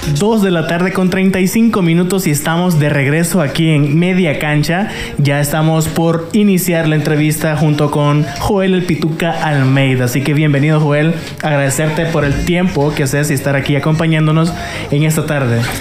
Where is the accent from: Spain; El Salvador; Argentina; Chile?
El Salvador; uno como salvadoreño